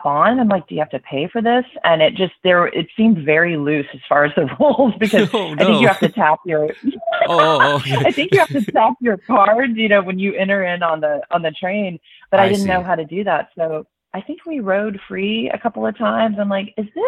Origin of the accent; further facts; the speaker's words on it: Charlotte, North Carolina, United States; moved away as an adult; also born or lived in Southern California; now in Atlanta, United States; I grew up in Charlotte